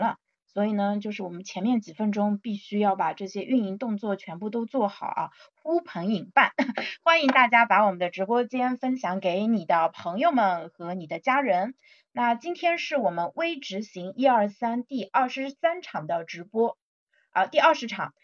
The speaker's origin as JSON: {"language": "Chinese", "country": "China", "said": "我们中国人"}